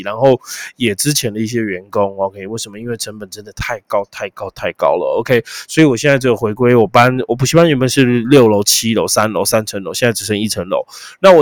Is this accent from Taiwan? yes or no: yes; Taiwan; 毕竟我们是台湾人啊